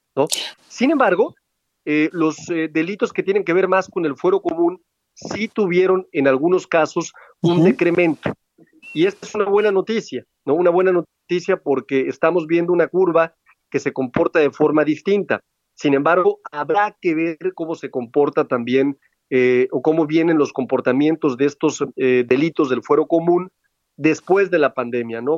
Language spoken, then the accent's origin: Spanish; Aguascalientes, Mexico; Aguascalientes, por ejemplo, ¿no? que es mi tierra